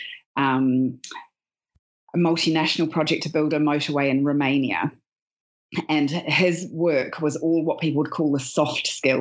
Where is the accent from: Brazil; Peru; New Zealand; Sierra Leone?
New Zealand; moved away as an adult; now in United Kingdom; I'm originally from New Zealand, and I was a journalist, a radio journalist, and worked in television and print. I've been living in the UK